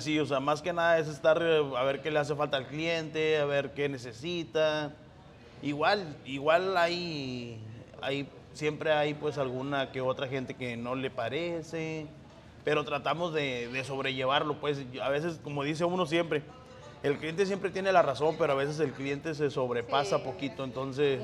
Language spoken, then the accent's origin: Spanish; Coahuila, Mexico; also born or lived in Monclova; now in Indianapolis, United States; yo soy del norte, yo soy de Coahuila